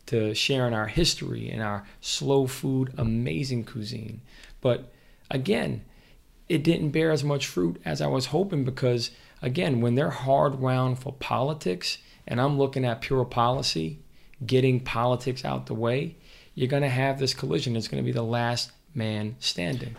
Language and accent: English; Mount Vernon, New York, United States; I grew up in Mount Vernon.